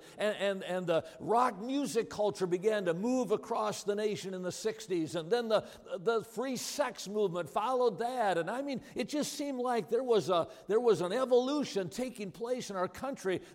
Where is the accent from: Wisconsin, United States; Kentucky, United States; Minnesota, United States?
Wisconsin, United States; Watertown; I grew up in Watertown, Wisconsin.